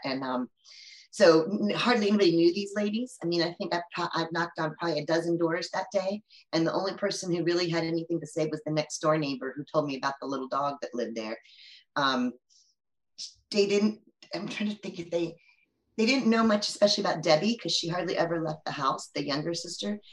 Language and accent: English; Maryland, United States; also born or lived in Virginia Beach; I lived, I grew up in Maryland, really near where she grew up in Maryland